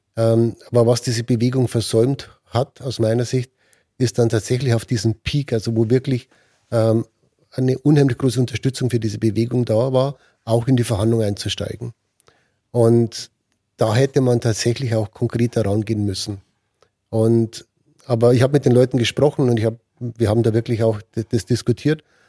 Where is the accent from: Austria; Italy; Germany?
Germany; als Deutsche